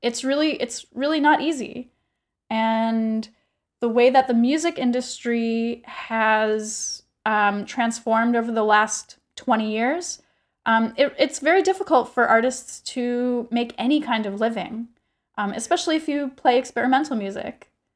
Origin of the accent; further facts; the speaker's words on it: United States; I am regularly as an American